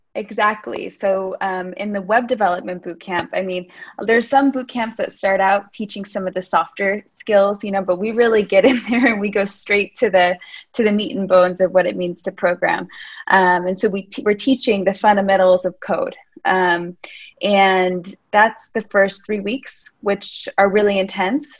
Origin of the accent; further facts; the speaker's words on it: United States; moved away as an adult; now in Lisbon, Portugal; I'm American. I've been living in Lisbon for the last seven years